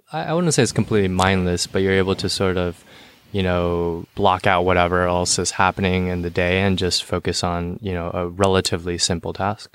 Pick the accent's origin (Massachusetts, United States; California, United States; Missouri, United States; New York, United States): California, United States; San Jose; also born or lived in Cupertino; I'm from the South Bay, so San Jose